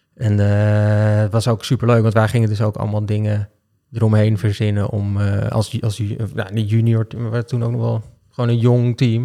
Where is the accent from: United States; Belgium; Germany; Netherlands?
Netherlands; Amsterdam, North Holland; Ik ben geboren in Amsterdam-Noord. Dus ik ben eh, een, eh, in mijn optiek echte Amsterdammer.